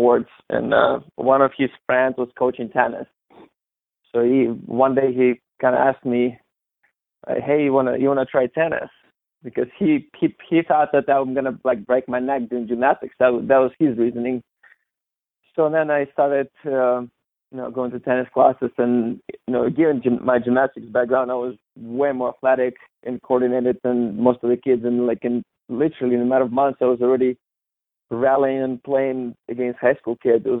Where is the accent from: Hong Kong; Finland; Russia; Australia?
Russia; Novosibirsk, Novosibirsk Oblast; moved away; I grew up in Novosibirsk, Russia. Big town in Siberia